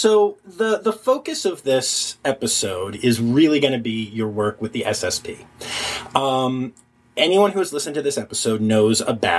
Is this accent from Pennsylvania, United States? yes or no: yes; Philadelphia, Pennsylvania, United States; So I have to tell you that I'm from Philadelphia